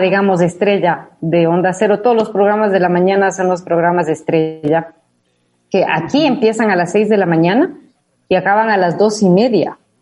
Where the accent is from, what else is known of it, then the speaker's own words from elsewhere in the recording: Ecuador; accent: Ecuadorian; moved away as an adult; now in Madrid, Spain; con mi acento latinoamericano, de lo cual me siento muy claro, como ecuatoriana y con este acento ecuatorianada de lo que soy